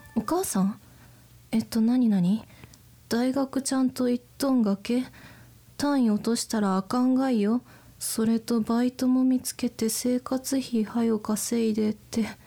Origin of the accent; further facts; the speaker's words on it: Toyama, Japan; accent: Toyama dialect; moved away; 私の出身が富山県ということでえっと作品中に富山弁が混じってるんですよね